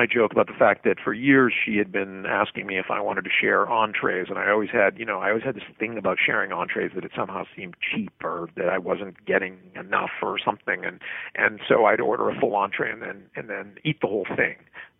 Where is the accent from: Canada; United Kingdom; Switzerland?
Canada; the Prairies; I grew up in a clean your plate kid household, as I think I grew up in the Midwest of Canada, actually.